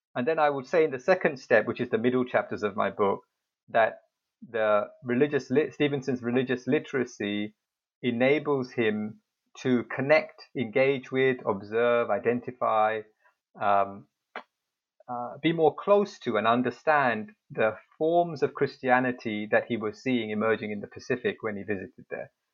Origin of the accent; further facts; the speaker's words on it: United Kingdom; moved away as an adult; now in Seoul, South Korea; I'm originally from the United Kingdom, so I arrived uh, to teach at Yonsei in 2012.